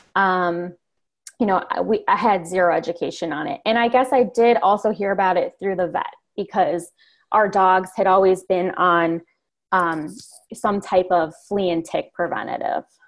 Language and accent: English; Chicago suburbs, Illinois, United States; I grew up in the Chicago suburbs.